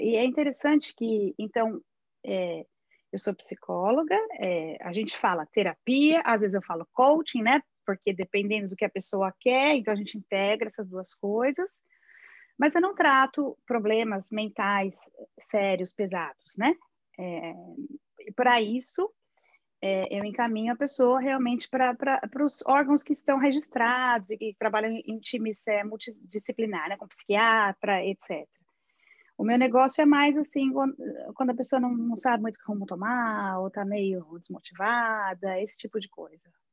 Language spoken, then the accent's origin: Portuguese; Brazil; moved away as an adult; now in Netherlands